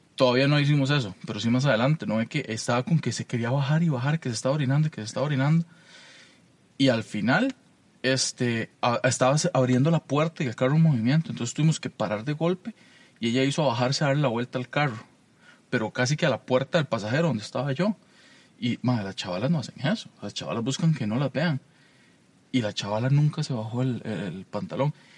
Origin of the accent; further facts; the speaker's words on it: Alajuela, Costa Rica; yo soy de la Juela